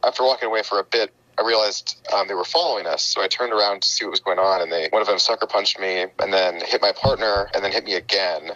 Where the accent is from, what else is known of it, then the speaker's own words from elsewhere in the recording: Texas, United States; now in Washington, D.C., United States; I grew up in Texas.